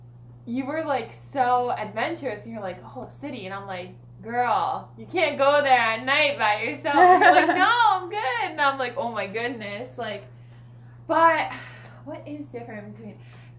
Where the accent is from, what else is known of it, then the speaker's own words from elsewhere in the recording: New York, United States; I'm from New York, but not from the city.